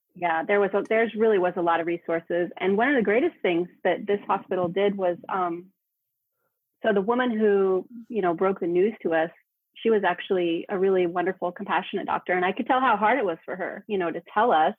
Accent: United States; now in Spain; I'm American, but I'm living in Spain

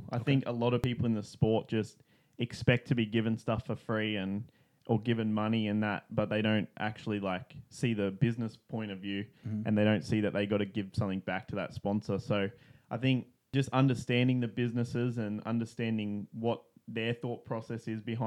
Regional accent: Sunshine Coast, Queensland, Australia; moved away; also born or lived in Texas; I'm from Sunshine Coast in Australia

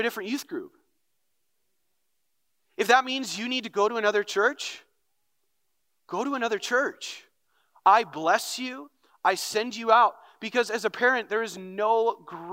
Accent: North Branch, Minnesota, United States; I grew up in North Branch, grew up in the youth ministry.

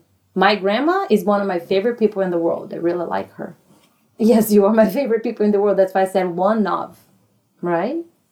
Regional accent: Brasília, Federal District, Brazil; English is a second language; moved away as an adult; now in United States; Brasilia, which is the Brazil's capital. Mom was born there, raised there. And then when I was 29, I came to the United States.

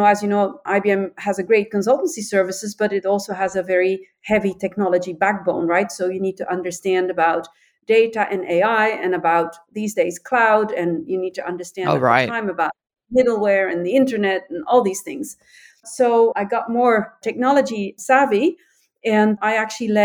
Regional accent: Antwerp, Flanders, Belgium; I was born in Antwerp.

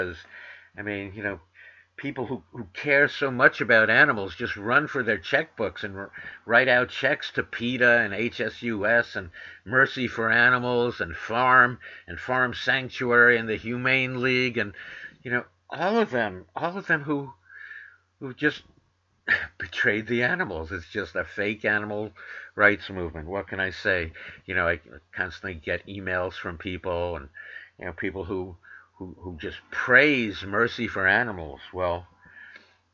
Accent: New York, United States; moved away; I grew up in New York too

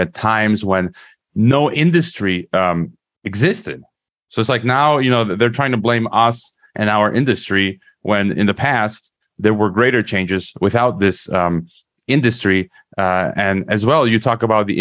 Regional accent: Chicago, Illinois, United States; my hometown, which is Chicago

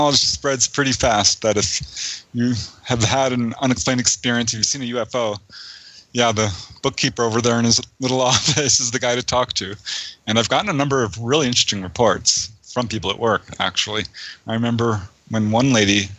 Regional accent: Topanga, California, United States; also born or lived in San Fernando Valley; I grew up in Topanga Canyon

